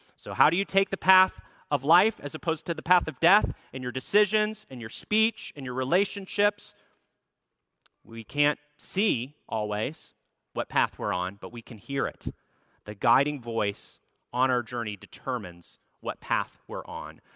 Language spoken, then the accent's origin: English; Minneapolis, Minnesota, United States; the church that I grew up at in Minneapolis, Minnesota